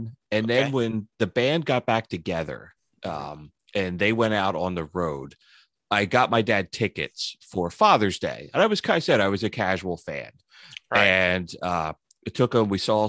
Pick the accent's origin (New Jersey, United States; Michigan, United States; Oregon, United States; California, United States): New Jersey, United States; I grew up in Southern New Jersey, kind of in the suburbs of Philadelphia, but now I live about 20 minutes from Freehold, where Bruce Springsteen was born.